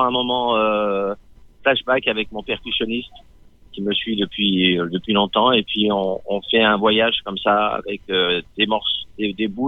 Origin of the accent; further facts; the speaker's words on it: Lyon, Auvergne-Rhône-Alpes, France; also born or lived in Constantine, Algeria; À Lyon. À Lyon À Lyon, euh, ouais. à Du Cher à Lyon, un quartier de Lyon, de banlieue.